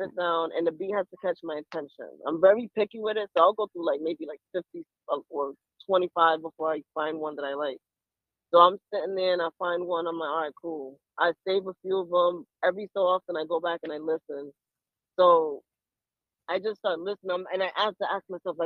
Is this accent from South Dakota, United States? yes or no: no; Rhode Island, United States; also born or lived in Panama; now in Baltimore, United States; I was born there. I was born in Panama, and I grew up in Rhode Island